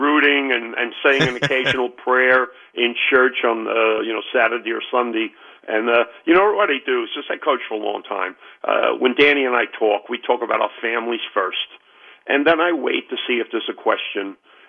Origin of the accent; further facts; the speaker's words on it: Jersey City, New Jersey, United States; I grew up in the Greenville area, so Snyder was the public school closest to where I lived.